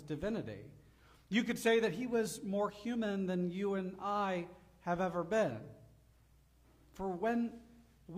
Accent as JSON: {"language": "English", "area": "Gulf of Mexico", "region": "Gulf Coast", "country": "United States", "tie": "born or raised there", "moved": "yes", "said": "I grew up on the Gulf of Mexico"}